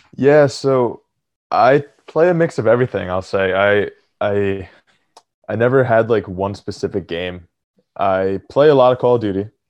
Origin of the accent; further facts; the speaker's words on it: Atlantic City, New Jersey, United States; moved away as an adult; also born or lived in Philadelphia area; now in near Philadelphia, United States; I grew up in Atlantic City, and right now I live right outside Philly